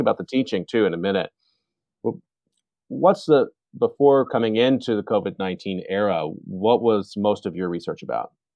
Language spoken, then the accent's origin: English; Texas, United States; born and raised in Texas.